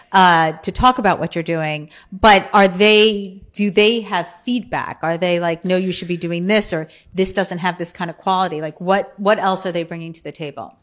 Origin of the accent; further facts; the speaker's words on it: New Jersey, United States; I grew up in New Jersey